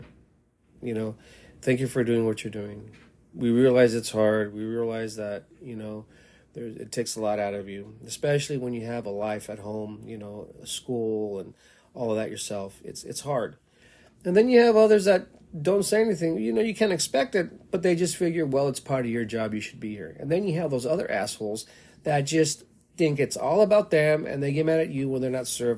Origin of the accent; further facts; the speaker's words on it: El Paso, Texas, United States; moved away as an adult; also born or lived in Seattle, Washington; now in Tacoma, United States; I'm from El Paso, Texas